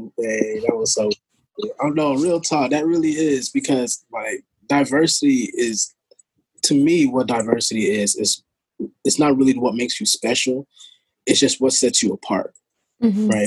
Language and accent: English; the South, United States; I'm from the South